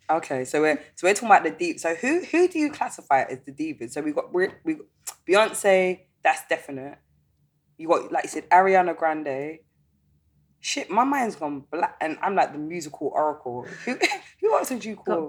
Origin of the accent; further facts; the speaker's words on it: London, United Kingdom; I was born in London and raised in London, and I've never lived in any other city